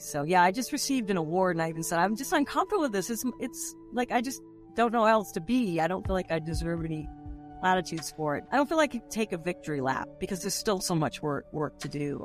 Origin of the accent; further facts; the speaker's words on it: Boston, Massachusetts, United States; moved away; also born or lived in Northern California; I'm from Boston originally, but when I lived in Northern California most of my life